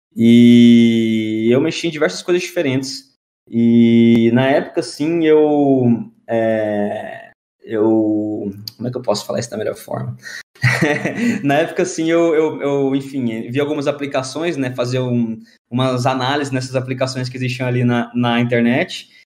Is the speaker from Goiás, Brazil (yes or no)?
yes; Goiânia, Goiás, Brazil; moved away as an adult; now in São Paulo, Brazil; eu sou de Goiânia